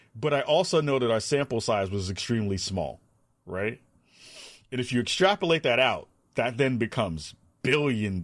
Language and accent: English; New York City, New York, United States; moved away; growing up in the Bronx, back home in New York